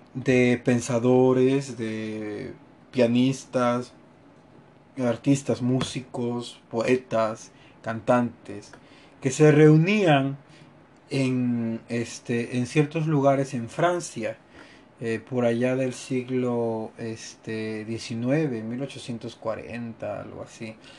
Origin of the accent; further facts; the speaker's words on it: Mexico; como mexicanos y como latinoamericanos